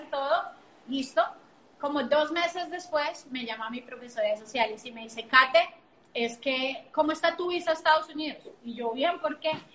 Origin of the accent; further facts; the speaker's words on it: Bogotá, Colombia; yo soy colombiana, nací en Bogotá